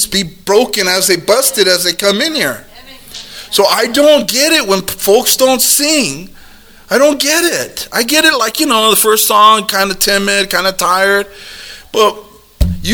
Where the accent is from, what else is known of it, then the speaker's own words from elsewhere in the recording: United States; We're Americans